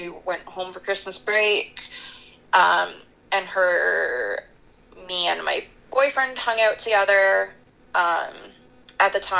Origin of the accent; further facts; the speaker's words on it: Southern Ontario, Canada; moved away as an adult; now in North Bay, Canada; I'm from Southern Ontario